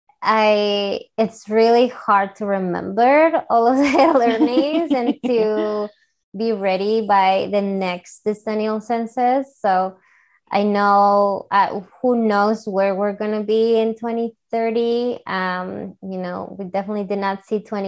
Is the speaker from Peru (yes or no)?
yes; Peru; English is a second language; moved away as an adult; I'm from Peru, and I was in college